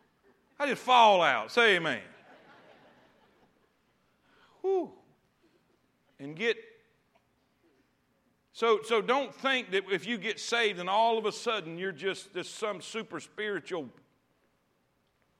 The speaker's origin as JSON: {"language": "English", "region": "the South", "country": "United States", "tie": "born or raised there", "said": "We grew up in the South."}